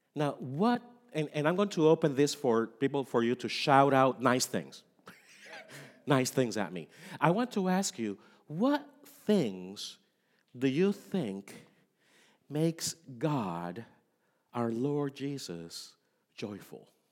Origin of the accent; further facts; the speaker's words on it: Puerto Rico; moved away; I am from Puerto Rico, and in Puerto Rico, the three wise men are very important. for our, our culture